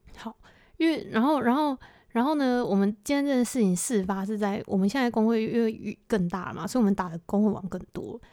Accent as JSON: {"language": "Chinese", "country": "Taiwan", "said": "我们的，就是这一群的台湾人"}